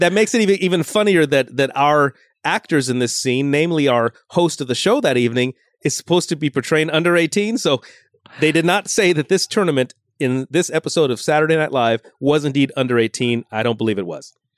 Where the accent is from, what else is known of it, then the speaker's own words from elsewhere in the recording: Los Angeles, California, United States; born in Los Angeles proper, but I grew up in Lo-, San Fernando Valley.